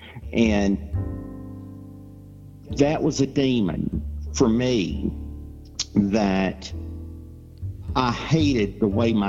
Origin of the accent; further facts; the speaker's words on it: Georgia, United States; now in Tennessee, United States; growing up in Georgia, we, in our town, there was a float that was always the KKK